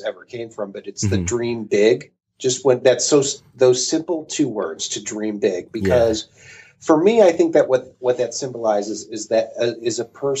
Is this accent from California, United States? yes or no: no; Cleveland, Ohio, United States; also born or lived in New York / Mentor, Ohio; I'm from Cleveland, Ohio